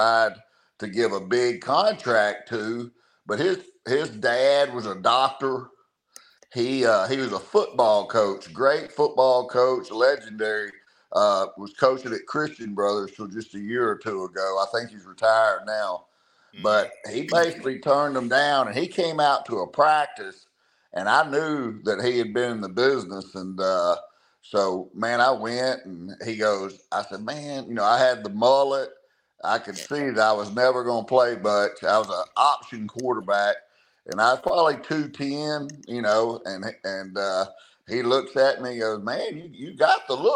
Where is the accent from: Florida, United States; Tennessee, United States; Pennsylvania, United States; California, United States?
Tennessee, United States; Memphis; I grew up in Memphis